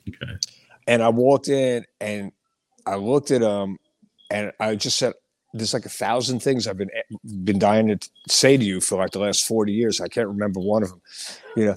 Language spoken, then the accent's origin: English; Hicksville, New York, United States; moved away as an adult; also born or lived in Brooklyn, New York; now in Pennsylvania, United States; when I was a kid growing up on Long Island